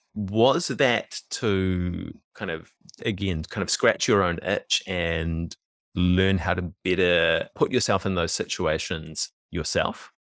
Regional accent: Auckland, New Zealand; also born or lived in Swanson; I was also born in West Auckland and lived in Swanson for a little bit

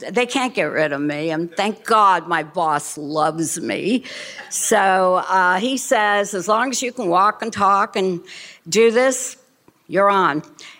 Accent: Miami Beach, Florida, United States; We are from Miami Beach, Florida, originally from Košice, Czechoslovakia.

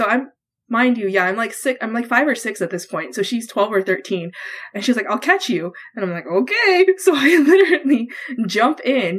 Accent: Hawaii, United States; now in Texas, United States; my parents owned their own business growing up in Hawaii

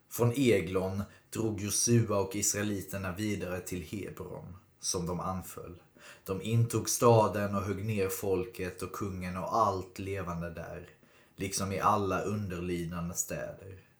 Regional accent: Skåne, Sweden; Jag tänker att liksom som för mig som är skåning så jag har ju aldrig riktigt hört historien om Skåne utifrån Skånes perspektiv utan alltid från Sveriges perspektiv.

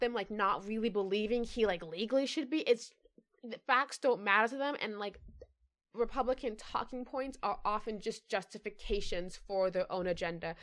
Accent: United States; It was inherent to me that I was American.

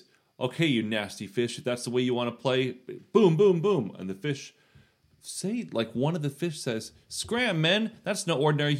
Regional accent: Florida, United States; growing up in Florida, it was really easy to dig in your backyard because it's all sand.

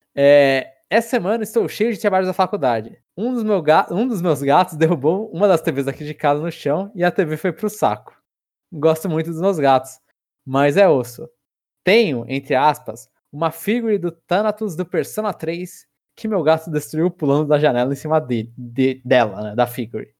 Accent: São Paulo, Brazil; sou do centro de São Paulo

